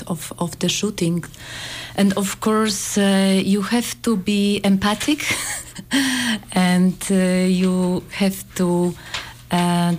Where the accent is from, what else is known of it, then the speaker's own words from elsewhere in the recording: Poland; we are from Poland